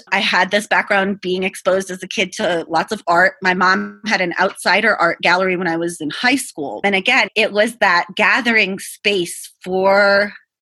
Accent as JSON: {"language": "English", "town": "Boston", "region": "Massachusetts", "country": "United States", "tie": "born or raised there", "said": "I'm from Boston. I grew up in the city."}